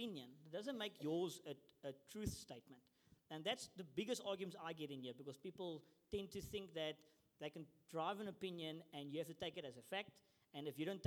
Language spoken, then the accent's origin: English; South Africa; moved away as an adult; now in New Zealand; I immigrated to New Zealand because I come from South Africa